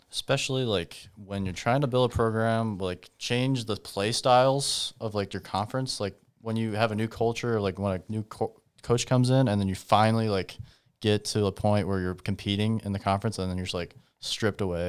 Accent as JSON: {"language": "English", "town": "Humboldt", "region": "Iowa", "country": "United States", "tie": "born or raised there", "said": "grew up in, uh, Humboldt"}